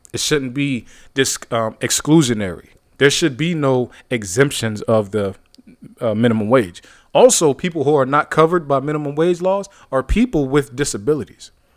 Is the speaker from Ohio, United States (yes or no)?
yes; Youngstown, Ohio, United States; my hometown, Youngstown, Ohio